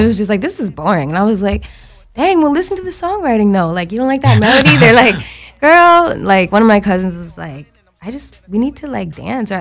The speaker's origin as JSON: {"language": "English", "country": "United States", "said": "I'm American"}